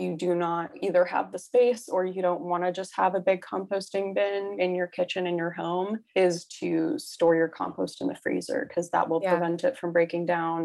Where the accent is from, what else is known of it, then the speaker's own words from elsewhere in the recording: mid-state New York, United States; moved away as an adult; I'm from New York, not the city. I'm from mid-state New York. I used to call it upstate